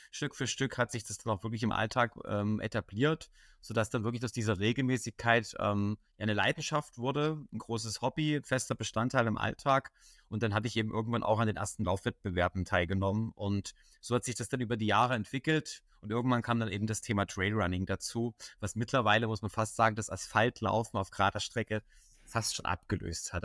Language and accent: German; Dresden, Saxony, Germany; ich komme aus Dresden.